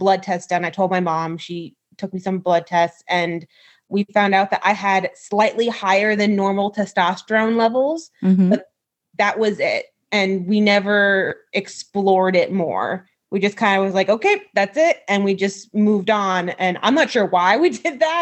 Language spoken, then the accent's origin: English; New York, United States; moved away as an adult; now in Pennsylvania, United States; I grew up in New York and I went to a Christian college out there or out here. I'm still living in Pennsylvania.